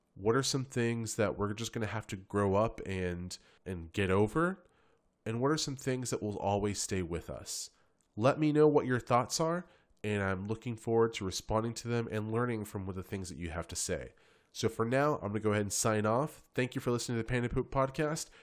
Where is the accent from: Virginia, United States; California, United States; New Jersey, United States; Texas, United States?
Texas, United States; San Antonio; I'm from San Antonio. I've lived here my entire life